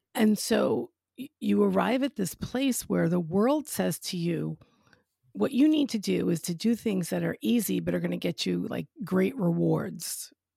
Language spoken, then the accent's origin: English; New York, United States; accent: New York; now in West Palm Beach, United States; I'm originally from New York